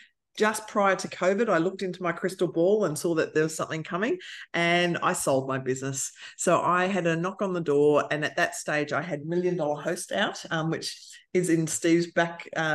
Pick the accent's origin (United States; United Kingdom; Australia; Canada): Australia; So I am the auntie from Australia.